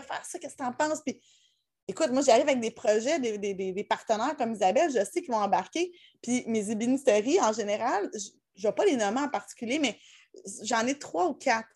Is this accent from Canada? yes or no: yes; Laurentides, Quebec, Canada; je viens, des Laurentides